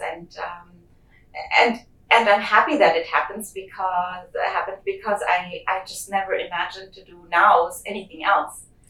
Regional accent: Germany; moved away; I grew up in Germany

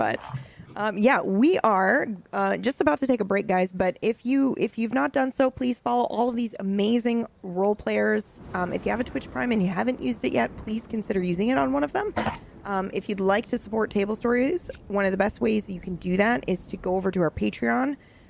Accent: Nebraska, United States; I'm from Nebraska.

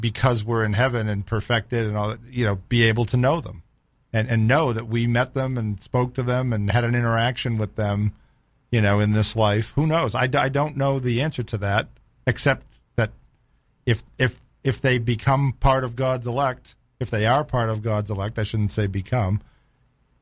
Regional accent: Boston, Massachusetts, United States; I'm from Boston

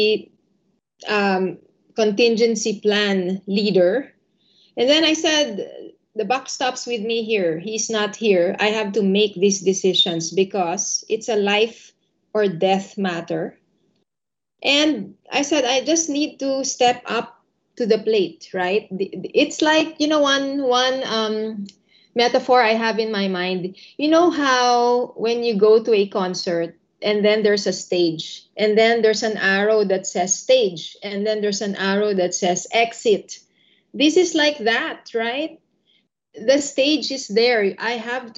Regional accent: Philippines; moved away as an adult; also born or lived in Indonesia; I grew up in the Philippines.

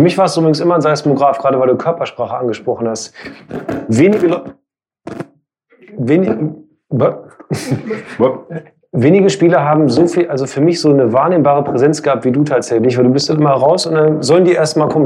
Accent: Hildesheim, Lower Saxony, Germany; ich komme aus Hildesheim

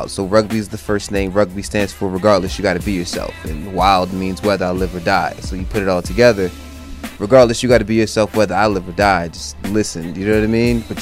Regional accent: Newark, New Jersey, United States; born there; I was born in Newark. Born in Newark.

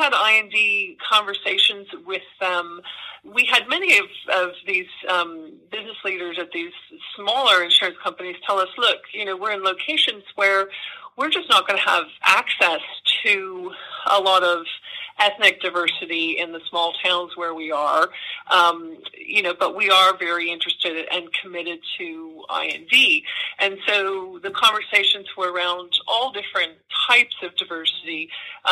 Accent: California, United States; now in New York, United States; I'm originally from California, but I've been in New York for more than 20 years now

